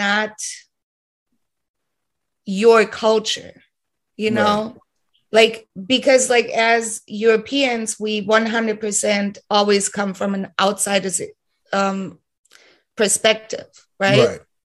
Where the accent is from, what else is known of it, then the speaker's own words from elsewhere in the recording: Heidelberg, Baden-Württemberg, Germany; moved away as an adult; now in Berlin, Germany; originally I'm from Heidelberg, Germany